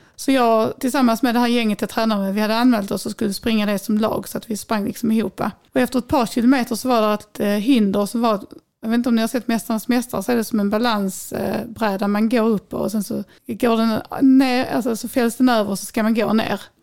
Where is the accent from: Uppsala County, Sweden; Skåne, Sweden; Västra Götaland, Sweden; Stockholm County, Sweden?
Skåne, Sweden; Vellinge; also born or lived in Lund / Dalby; sen när jag var fem så köpte mina föräldrar en tomt nere i djungelsen på Näset här i samma kommun som jag bor i idag, Vellinge